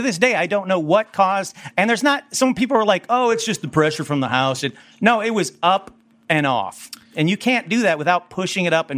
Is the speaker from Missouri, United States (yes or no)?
no; Burbank, California, United States; I'm from Burbank